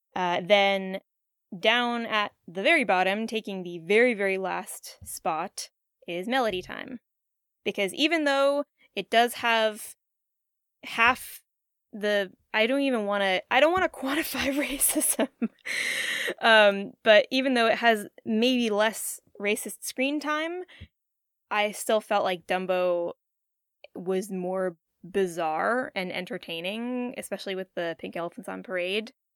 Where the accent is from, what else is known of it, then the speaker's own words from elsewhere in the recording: West Virginia, United States; growing up in West Virginia